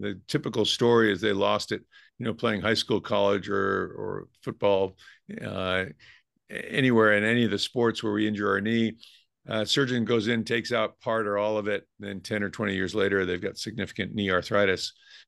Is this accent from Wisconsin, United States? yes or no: no; Rhode Island, United States; now in California, United States; I grew up in Rhode Island, so we would always go up to New England and ski.